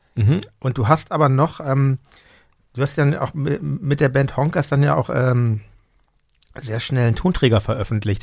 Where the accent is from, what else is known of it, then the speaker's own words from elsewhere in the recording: Hamburg, Germany; ich bin in Hamburg. Meine Eltern sind Berliner, aber die sind vor meiner Geburt nach Hamburg gezogen. Und ähm, genau, insofern bin ich schon Hamburger